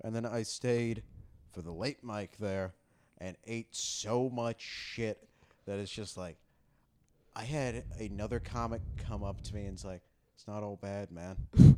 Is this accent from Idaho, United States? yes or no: no; Texas, United States; And it's just like, I'm a Jew from Texas, which means that now that I'm here, there are no Jews there.